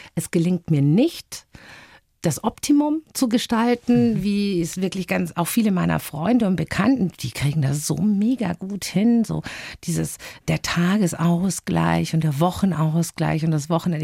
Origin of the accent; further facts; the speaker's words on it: Bavaria, Germany; als Bayer